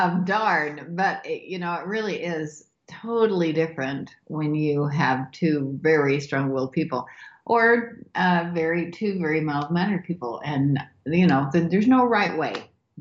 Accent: Idaho, United States; Mount Clear, Idaho, which is my hometown.

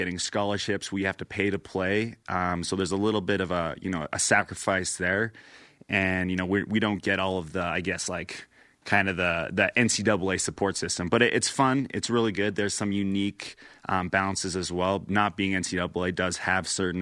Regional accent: small town in southern Alberta, Canada; moved away as an adult; now in Provo, United States; I come from Canada, small town in southern Alberta.

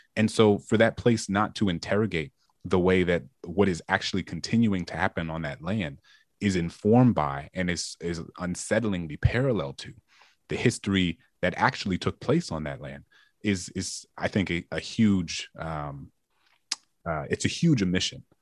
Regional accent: New Orleans, Louisiana, United States; my hometown of New Orleans

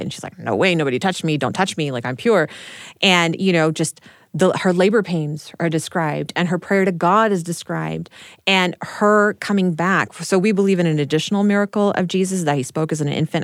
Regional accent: Texas, United States; growing up in Texas

